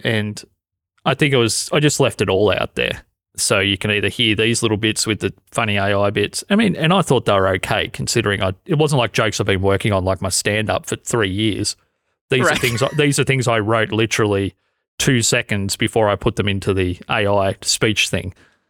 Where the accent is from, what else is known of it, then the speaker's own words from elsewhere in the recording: Australia; accent: Australian; and my Australian accent, to be honest, it's changed over the last 10 years because I've spent so long talking onto a microphone, so much time.